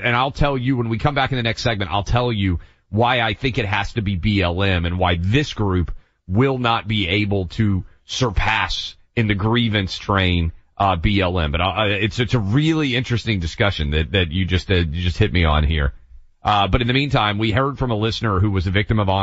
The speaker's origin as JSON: {"language": "English", "region": "the South", "country": "United States", "tie": "born or raised there", "said": "Jews around where I grew up in the South"}